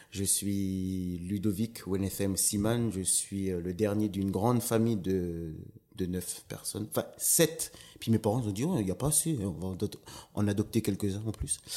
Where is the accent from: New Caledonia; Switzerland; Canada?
New Caledonia; Lifou, Loyalty Islands Province; Euh, je suis originaire de l'île de Lifou.